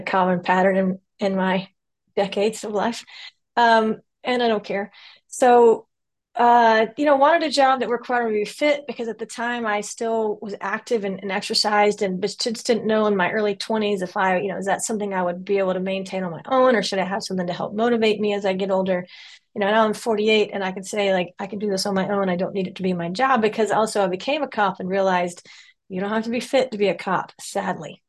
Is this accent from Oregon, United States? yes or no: no; Louisiana, United States; moved away as an adult; also born or lived in Florida; I'm from Louisiana mostly originally. I'm kind of from the South in general. But high school in Louisiana